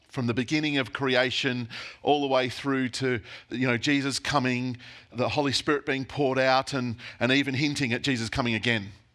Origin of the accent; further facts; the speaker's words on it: Australia; as Aussie Christians